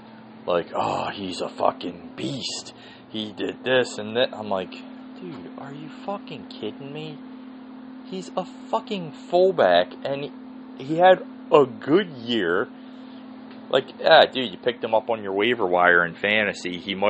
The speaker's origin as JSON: {"language": "English", "town": "Philadelphia", "region": "Pennsylvania", "country": "United States", "tie": "born or raised there", "said": "growing up in Mayfair and Holmesburg"}